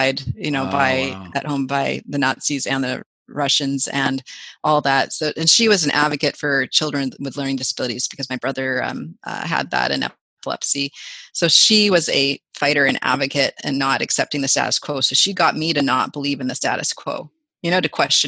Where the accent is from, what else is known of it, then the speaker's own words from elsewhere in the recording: Vancouver, British Columbia, Canada; I grew up in Vancouver